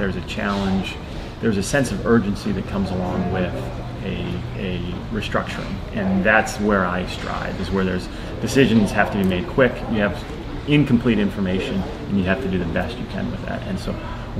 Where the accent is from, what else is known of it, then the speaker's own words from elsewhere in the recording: Midwest, United States; I grew up in the Midwest